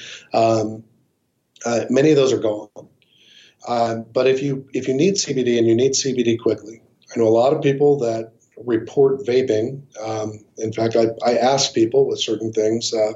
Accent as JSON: {"language": "English", "town": "Colorado Springs", "region": "Colorado", "country": "United States", "tie": "born or raised there", "said": "my hometown of Colorado Springs"}